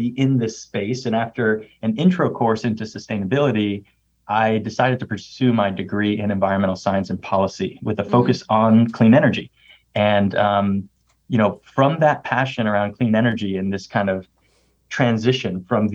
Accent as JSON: {"language": "English", "town": "Miami", "region": "Florida", "country": "United States", "tie": "born or raised there", "moved": "yes", "said": "I'm a second generation Cuban American, born and raised in Miami, Florida"}